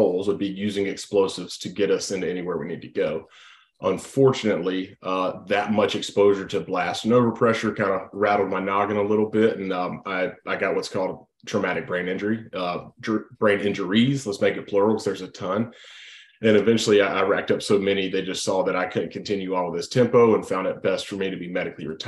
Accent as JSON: {"language": "English", "town": "Thomasville", "region": "Georgia", "country": "United States", "tie": "born or raised there", "moved": "as an adult", "said": "I grew up in Thomasville. Both my parents were from there."}